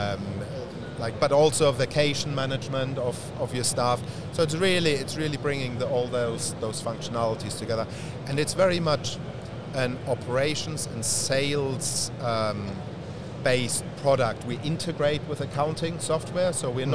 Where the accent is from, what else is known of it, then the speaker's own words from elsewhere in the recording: Germany; moved away; I'm from Germany originally.